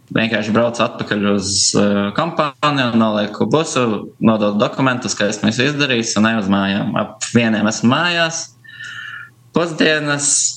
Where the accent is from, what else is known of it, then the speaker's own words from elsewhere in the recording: Preiļi, Latgale, Latvia; moved away as an adult; also born or lived in Riga; now in Hohenstein-Ernstthal, Germany; pats esmu no Prēļiem. Un visu jaunību līdz gimnāzijas 12. klasē praktiski par Prēļiem esmu dzīvojis